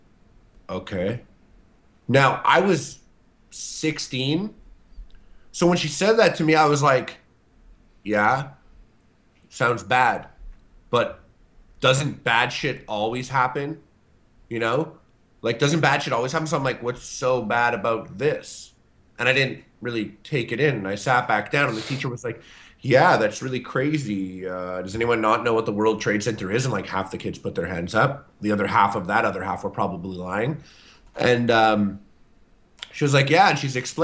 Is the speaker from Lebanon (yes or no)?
no; Canada; I'm Canadian